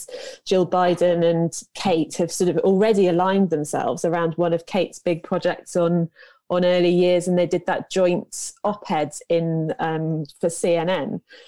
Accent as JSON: {"language": "English", "area": "Cornwall", "region": "South West England", "country": "United Kingdom", "said": "I'm from Cornwall."}